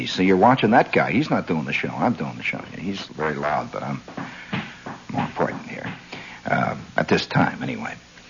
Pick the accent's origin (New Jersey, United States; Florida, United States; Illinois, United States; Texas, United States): Illinois, United States; Chicago; accent: Chicago; I'll have to use my Chicago. No, I better not use my Chicago accent.